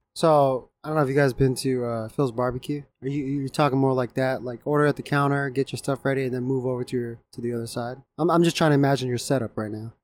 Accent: Japan; moved away; growing up in Japan

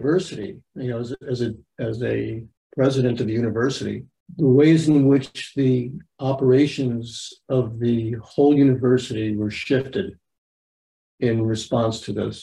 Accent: New York, United States; I'm from New York

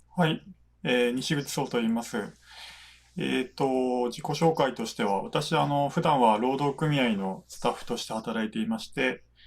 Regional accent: Tokyo, Japan; 私あの東京で生まれて、えっ、ー、と、学校、大学まで全部東京行って

